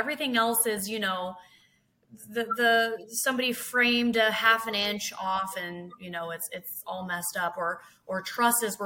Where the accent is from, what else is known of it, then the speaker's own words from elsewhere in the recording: Hillsboro, Oregon, United States; I was born and raised in Oregon, Hillsboro